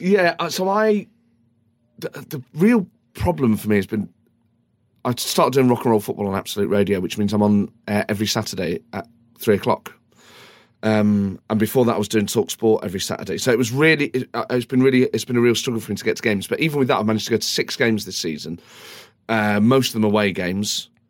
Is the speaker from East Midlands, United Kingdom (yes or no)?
yes; Nottingham, East Midlands, United Kingdom; growing up in Nottingham at that time